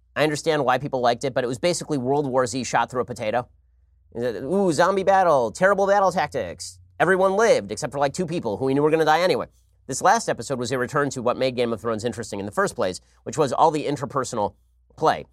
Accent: Los Angeles, California, United States; I'm from Los Angeles.

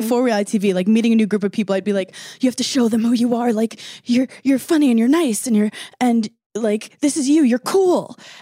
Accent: New York, United States; I'm from New York

